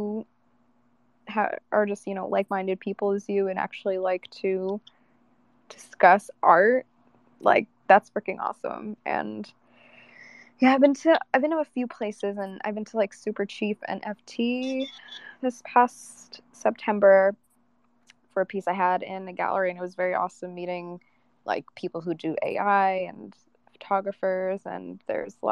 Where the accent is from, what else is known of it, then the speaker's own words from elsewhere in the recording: upstate New York, United States; moved away; also born or lived in Los Angeles / Arizona; I left my hometown in New York because I felt that I wasn't able to grow creatively